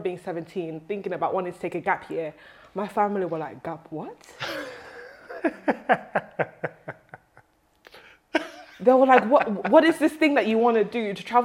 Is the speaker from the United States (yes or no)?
no; London, United Kingdom; growing up in London, we have, you know, the different boroughs. And Southwark, where I grew up